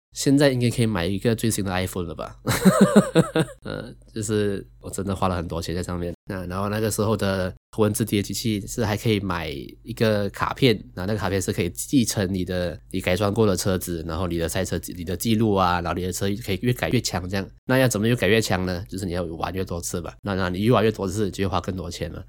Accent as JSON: {"language": "Chinese", "country": "Malaysia", "tie": "born or raised there", "said": "我从小到大，就是我从小长大的环境"}